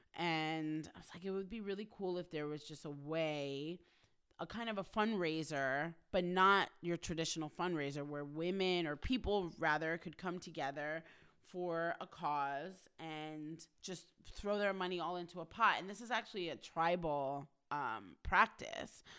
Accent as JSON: {"language": "English", "region": "New York", "country": "United States", "moved": "yes", "lives_now": "Los Angeles, United States", "said": "I'm from New York"}